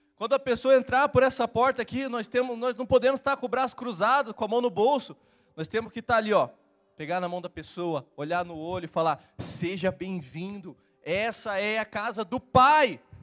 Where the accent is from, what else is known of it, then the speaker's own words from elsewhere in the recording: Curitiba, Paraná, Brazil; eu sou de Curitiba